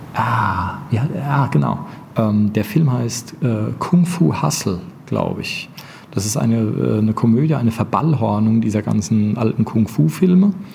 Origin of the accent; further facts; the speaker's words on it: Bavaria, Germany; als Bayer